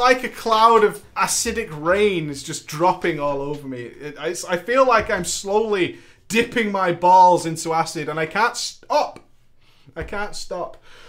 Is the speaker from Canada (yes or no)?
yes; Eastern Canada, Canada; I was an hour ahead because I'm from East Canada.